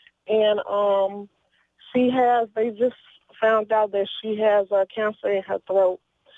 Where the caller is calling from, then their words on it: Louisiana, United States; I'm calling from Louisiana.